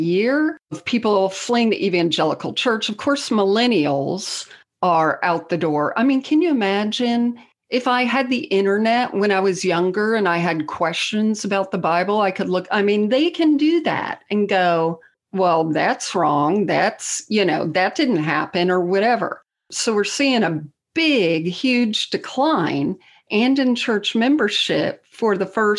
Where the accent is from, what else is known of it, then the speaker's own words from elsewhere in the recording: South Florida, United States; now in Tennessee, United States; I grew up in South Florida, but I live in Tennessee now